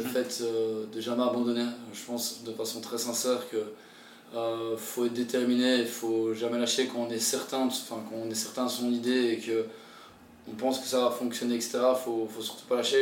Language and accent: French; Belgium; moved away as an adult; also born or lived in Tahiti, French Polynesia; now in French Polynesia; je viens de la Belgique, je viens d'un endroit, il n'y a, a pas de mer